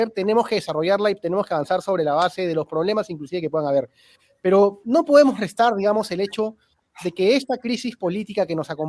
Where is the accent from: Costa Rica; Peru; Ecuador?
Peru; pero lo que tenemos que hacer ahorita, como peruanos, es tratar de encontrar los puntos en común para poder salvar esta situación de crisis